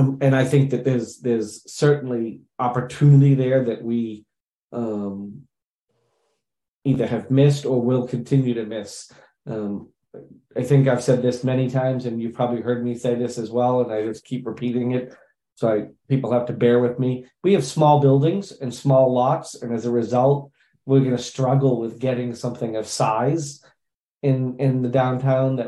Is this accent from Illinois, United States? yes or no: no; Scituate, Massachusetts, United States; now in Canton, United States; I grew up in Scituate